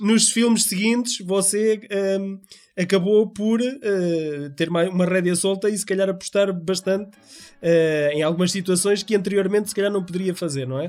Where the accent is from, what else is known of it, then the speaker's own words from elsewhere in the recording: Figueira da Foz, Centro, Portugal; Eu sou natural da Figueira da Foz